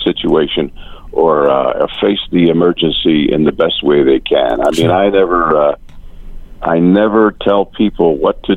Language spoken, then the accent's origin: English; Atlantic City, New Jersey, United States; it's my hometown